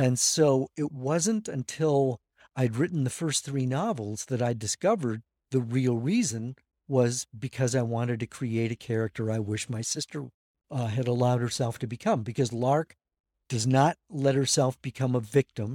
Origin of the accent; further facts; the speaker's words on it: La Crosse, Wisconsin, United States; I'm from La Crosse, Wisconsin, which is on Wisconsin's west coast, otherwise known as the Mississippi River